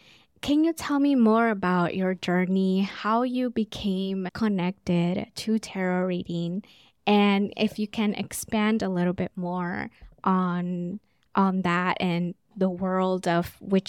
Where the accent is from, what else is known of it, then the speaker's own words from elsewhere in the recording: Los Angeles, California, United States; first language Spanish; English is a second language; And even growing up where I grew up in South Central, I grew up being around a lot of Latinos and Black and brown kids